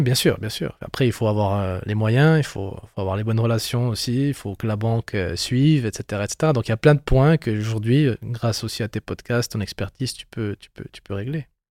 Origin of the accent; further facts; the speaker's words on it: Bern, Switzerland; on est natif euh, du canton de Berne.